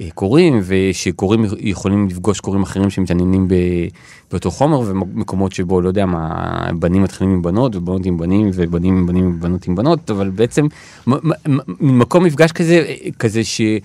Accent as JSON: {"language": "Hebrew", "town": "Ramat Gan", "region": "Tel Aviv District", "country": "Israel", "tie": "born or raised there", "lives_now": "Tel Aviv, Israel", "said": "נולדתי וגדלתי ברמת גן"}